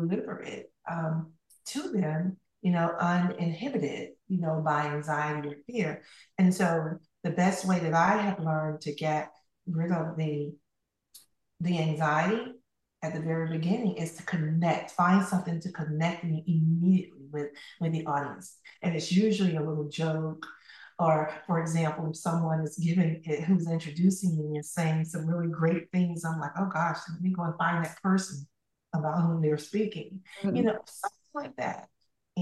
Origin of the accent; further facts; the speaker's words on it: Camilla, Georgia, United States; moved away as an adult; now in Tallahassee, United States; I left Camilla, Georgia, my hometown, and at the age of 18